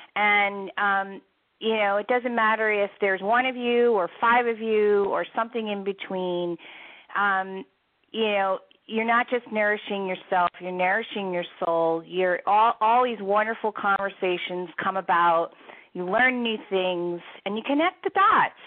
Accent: Philadelphia, Pennsylvania, United States; also born or lived in Washington D.C., United States; now in Seattle, United States; I'm originally from the Philadelphia area and lived in Washington D.C. for many, many years

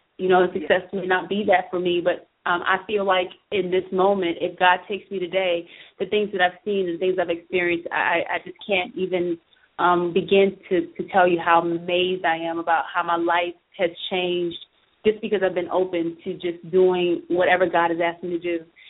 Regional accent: Bluffton, South Carolina, United States; when I was growing up in Bluffton

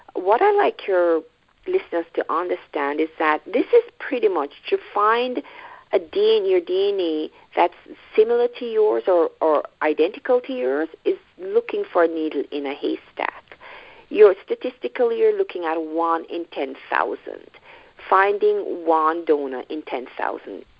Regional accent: Jamaica; moved away as an adult; now in Toronto, Canada; I am from Jamaica, so I would, I guess, I'd now describe myself as a Jamaican Canadian because I live in the Toronto area, but originally from Jamaica. I moved here uh, as a young adult

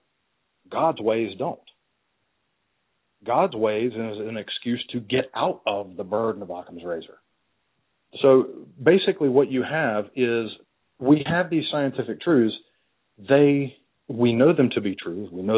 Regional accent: United States; I am an American and Christianity is the predominant religion here

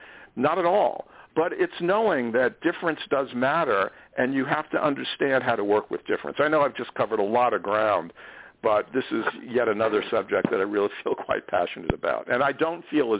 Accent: New York City, New York, United States; born there; I was born in New York City to Russian Jewish immigrants. I greatly value my Jewish heritage, although I'm a very secular Jew, and I'm more comfortable with people from that background.

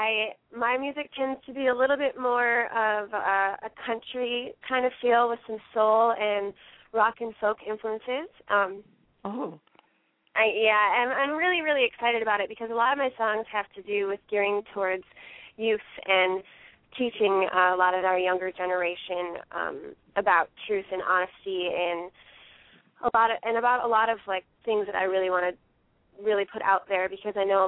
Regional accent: New York, United States; I grew up in New York State

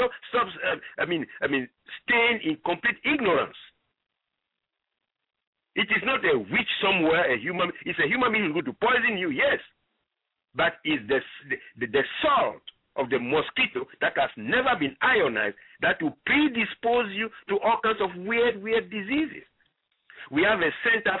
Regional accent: Ghana; moved away; I come from Ghana originally

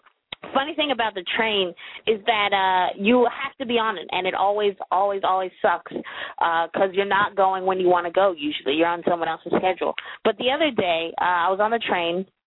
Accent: Maryland, United States; We're both from Maryland

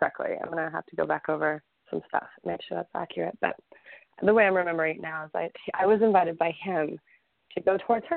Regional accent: Texas, United States; I'm Texan

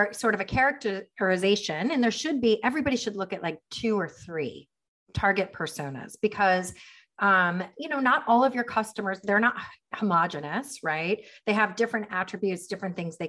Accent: United States; also born or lived in Miami; We're an American family

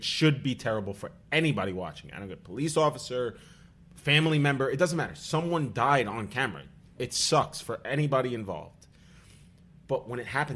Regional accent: New York City, New York, United States; I grew up in Staten Island

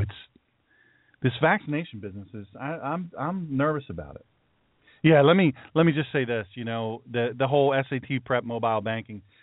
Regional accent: Baltimore, Maryland, United States; I'm from Baltimore

